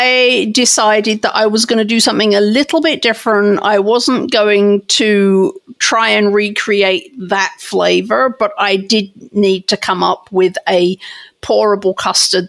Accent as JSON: {"language": "English", "region": "England", "country": "United Kingdom", "tie": "born or raised there", "moved": "yes", "said": "I grew up in England"}